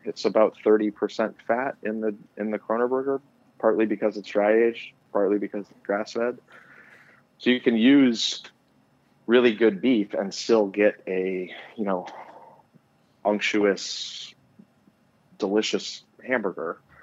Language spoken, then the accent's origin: English; outside of Detroit, Michigan, United States; I grew up outside of Detroit